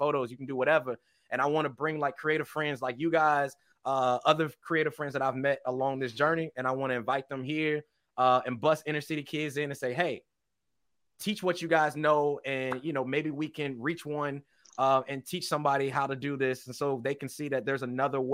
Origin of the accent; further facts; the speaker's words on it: East St. Louis, Illinois, United States; But now I live in a different area than East St. Louis. But I'm from that city.